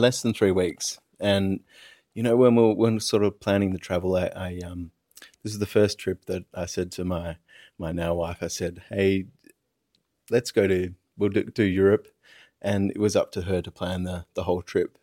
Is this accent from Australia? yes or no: yes; Perth, Western Australia, Australia; now in Sydney, Australia; my hometown of Perth